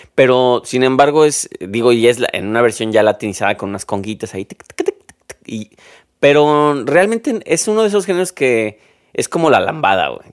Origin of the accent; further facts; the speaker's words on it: Mexico; yo te lo digo como un, mexicano más